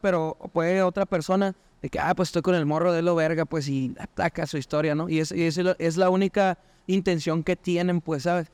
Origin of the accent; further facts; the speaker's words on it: Chihuahua, Mexico; soy de Chihuahua